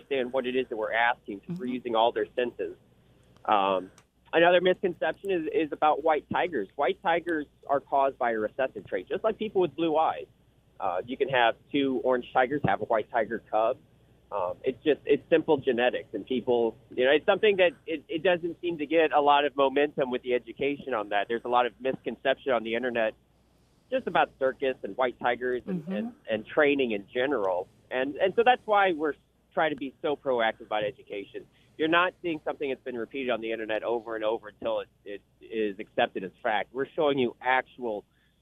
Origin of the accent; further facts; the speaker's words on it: St. Louis, Missouri, United States; I'm actually from St. Louis originally, the Show Me State